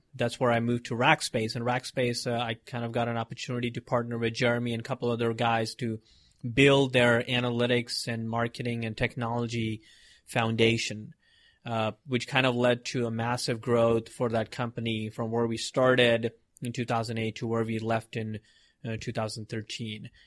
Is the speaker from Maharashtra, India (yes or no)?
yes; Mumbai, Maharashtra, India; moved away as an adult; I was born in India in Mumbai and uh, you know big city and all those craziness, a lot of people. And I grew up there.